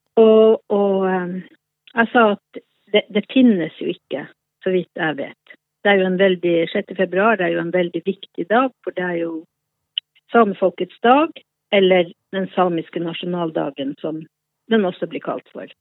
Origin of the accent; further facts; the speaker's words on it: Båtsfjord, Finnmark, Norway; moved away as an adult; now in Oslo, Norway; Jeg er fra Båtsfjord i Øst-Finnmark